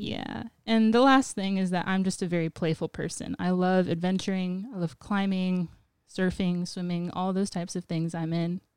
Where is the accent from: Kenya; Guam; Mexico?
Guam; moved away as an adult; now in Portland, United States; I'm native to Guam